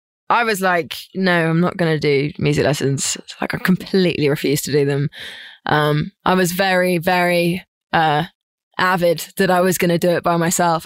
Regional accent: Suffolk, East of England, United Kingdom; I'm from Suffolk.

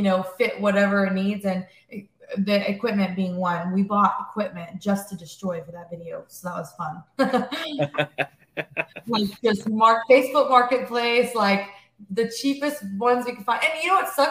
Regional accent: Corona, California, United States; we're based out of Corona, California, which is like an hour east of Los Angeles. And yeah, that's where we're from

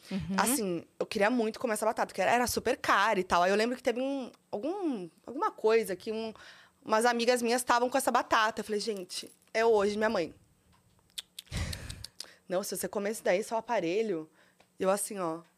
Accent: São Paulo, Brazil; born there; Olha, nasci em São Paulo mesmo.

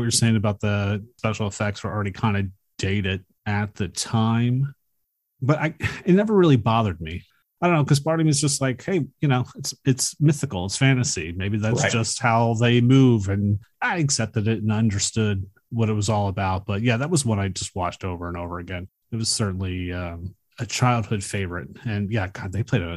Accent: Philadelphia, Pennsylvania, United States; I grew up in Philadelphia at a row home

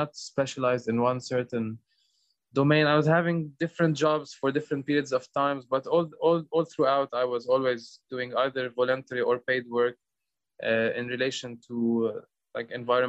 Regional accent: Lebanon; I'm from Lebanon

